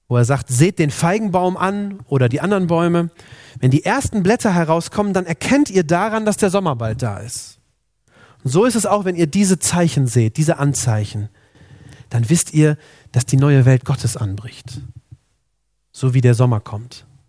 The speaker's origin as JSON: {"language": "German", "country": "Germany", "said": "Bei uns in Deutschland"}